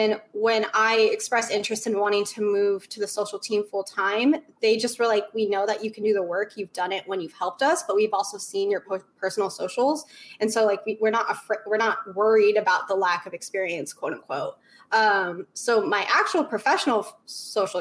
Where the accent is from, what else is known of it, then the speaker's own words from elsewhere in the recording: Idaho, United States; also born or lived in New Orleans, Louisiana; So I was born in New Orleans. Born and raised diehard Saints fan, but I grew up in Idaho